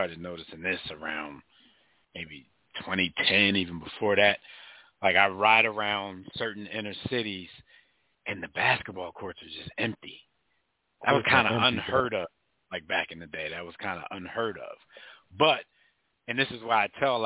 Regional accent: Philadelphia, Pennsylvania, United States; when I was growing up in North Philly

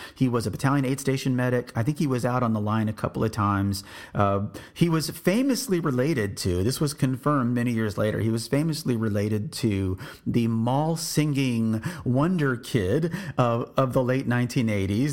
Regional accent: South Texas, United States; moved away; I grew up in South Texas with the humidity

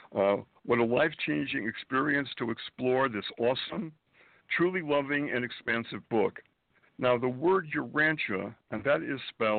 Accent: Springfield, Massachusetts, United States; moved away as an adult; also born or lived in Boston, Massachusetts / Manhattan, New York; now in New York City, United States; I was born and raised in New England, Springfield, Massachusetts

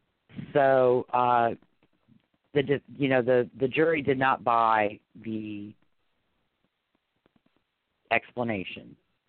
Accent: Louisiana, United States; I'm from Louisiana.

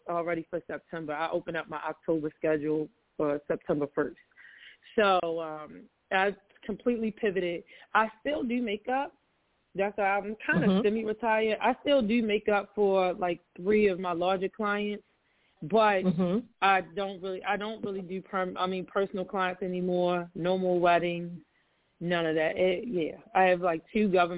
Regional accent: Baltimore, Maryland, United States; I am from Baltimore, Maryland

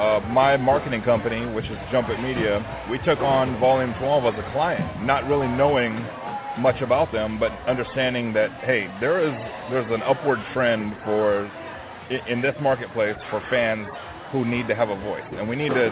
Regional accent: California, United States; I'm adopted. I came from the Bay Area.

